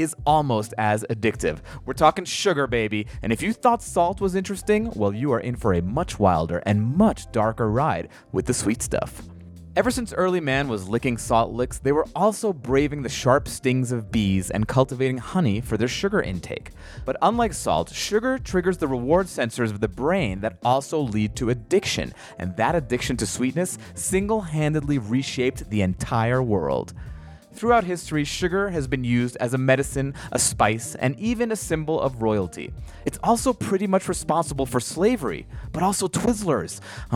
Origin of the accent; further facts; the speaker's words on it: New York, United States; As a New Yorker